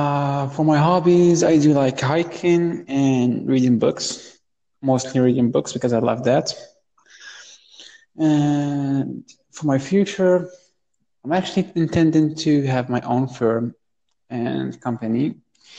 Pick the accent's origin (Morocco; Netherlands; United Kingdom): Morocco; I'm from Morocco, born and raised